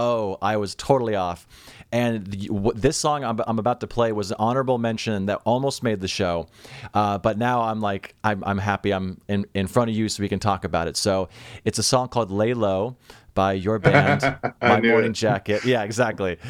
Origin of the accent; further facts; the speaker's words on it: Seattle, Washington, United States; I'm from Seattle